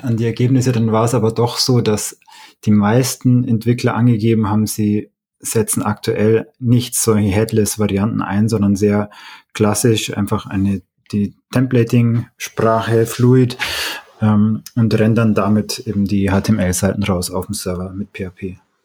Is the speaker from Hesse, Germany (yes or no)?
no; Oberstdorf, Bavaria, Germany; now in Munich, Germany; ich bin aus diesem ähm, Ort da in den Allgäuer Bergen